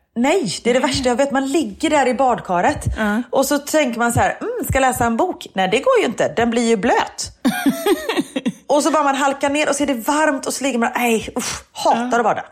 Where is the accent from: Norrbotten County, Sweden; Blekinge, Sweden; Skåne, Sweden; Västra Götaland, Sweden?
Västra Götaland, Sweden; Gothenburg; accent: thick Gothenburg dialect (grov göteborgska); jag pratar grov göteborgska